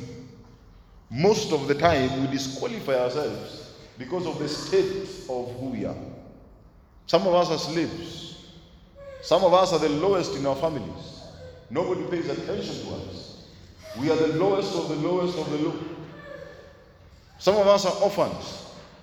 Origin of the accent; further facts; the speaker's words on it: Nairobi, Kenya; also born or lived in Eastlands; I grew up in Dandora